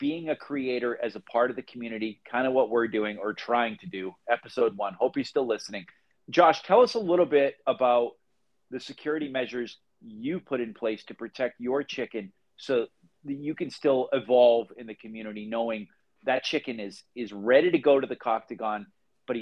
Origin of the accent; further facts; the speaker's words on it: Boston, Massachusetts, United States; moved away as an adult; now in Phoenix, United States; We're two guys from Boston.